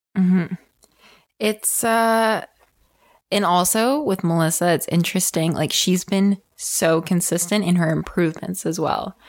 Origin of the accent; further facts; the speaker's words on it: Ontario, Canada; We are both from Ontario, so we competed at Ofsa together